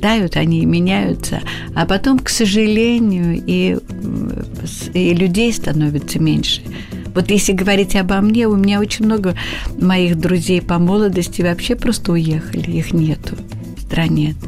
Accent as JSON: {"language": "Russian", "region": "Moscow", "country": "Russia", "tie": "born or raised there", "also_born_or_lived": "Abramtsevo", "said": "я москвичка коренная, угу. да, плющихинская девица"}